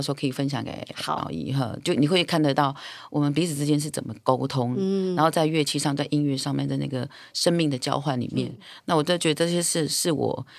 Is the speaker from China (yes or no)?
no; Taiwan; 女人岛这三个字，第一个最简单的逻辑就是我是阿美族，所以我来自于台湾这个岛。